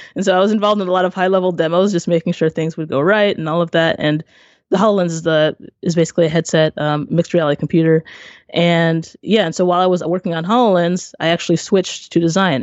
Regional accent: Maryland, United States; I am from Maryland, over on the East Coast, and my family is from Haiti.

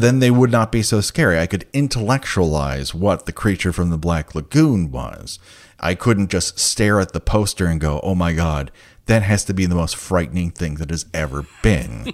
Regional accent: Glendale, United States; I grew up in Glendale.

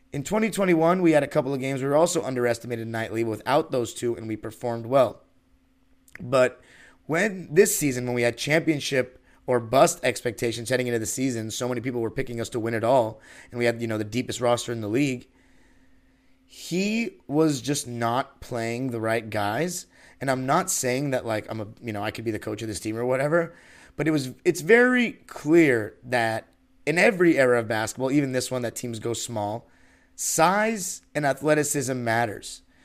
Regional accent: Los Angeles, California, United States; From Los Angeles, born and raised

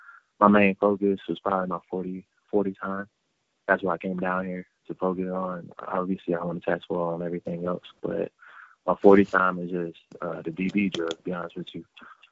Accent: North Carolina, United States; And we're both from North Carolina, so seeing him make that switch as well motivated me to be even better.

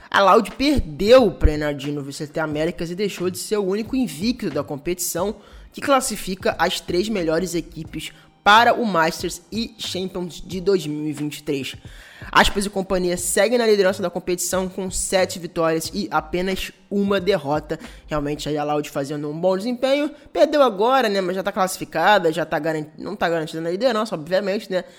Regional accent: Brazil; como brasileiro

